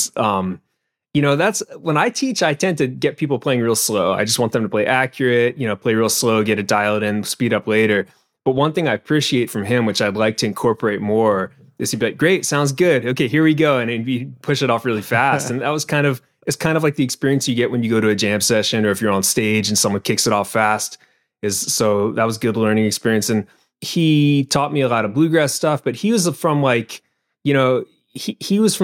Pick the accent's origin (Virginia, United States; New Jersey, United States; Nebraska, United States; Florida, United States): Virginia, United States; Williamsburg; I played fife because I'm from Williamsburg. So I was in the boys like fife and drum corps.